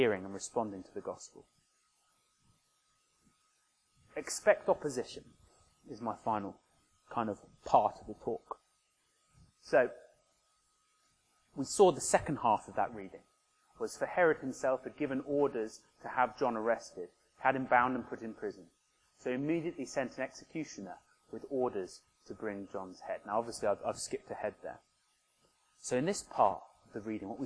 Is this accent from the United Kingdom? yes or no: yes; Oxford, South East England, United Kingdom; My hometown of Oxford